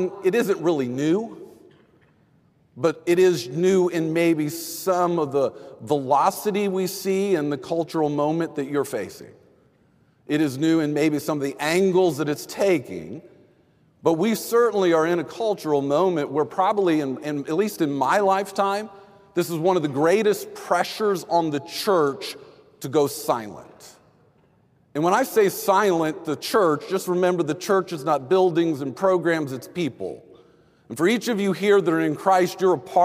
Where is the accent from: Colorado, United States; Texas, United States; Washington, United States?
Texas, United States; I grew up in Texas